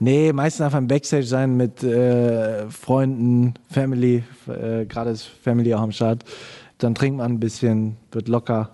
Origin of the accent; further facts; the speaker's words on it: Germany; als Deutscher